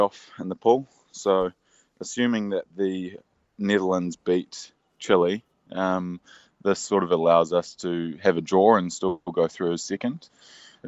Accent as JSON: {"language": "English", "country": "New Zealand", "said": "being a Kiwi"}